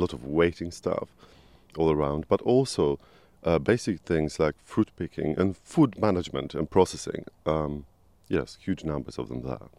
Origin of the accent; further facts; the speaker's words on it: Poland; moved away as an adult; now in United Kingdom; I was born in Poland.